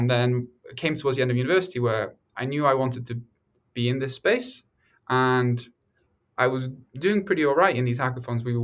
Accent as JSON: {"language": "English", "country": "Norway", "tie": "born or raised there", "also_born_or_lived": "England", "moved": "as an adult", "lives_now": "United States", "said": "I grew up in Norway and England largely before moving to America for university"}